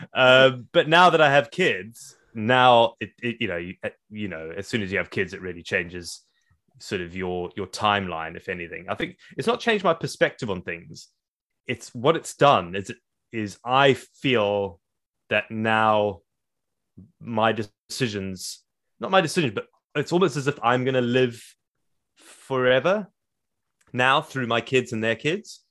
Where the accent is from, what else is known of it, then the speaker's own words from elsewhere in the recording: South Africa; moved away; growing up in Africa